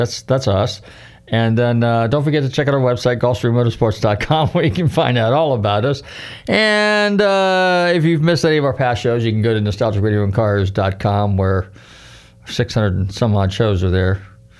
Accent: California, United States; Of course, I grew up in Northern California, so there are other small little racetracks around the area.

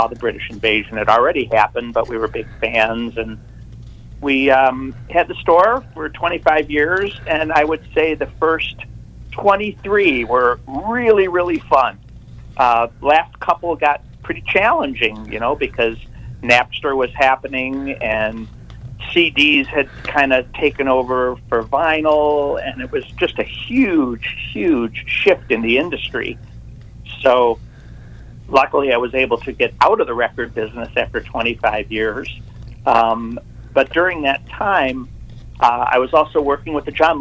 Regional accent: Detroit, Michigan, United States; moved away as an adult; now in San Diego, United States; Growing up in Detroit

